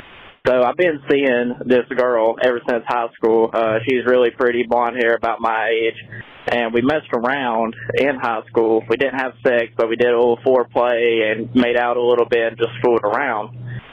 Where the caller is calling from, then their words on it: Mississippi, United States; I'm calling from Mississippi area.